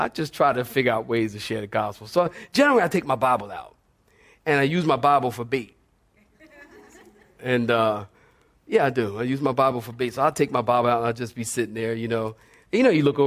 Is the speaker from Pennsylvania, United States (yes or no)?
yes; Philadelphia, Pennsylvania, United States; moved away; also born or lived in California; I came here from California, but I'm originally from Philadelphia.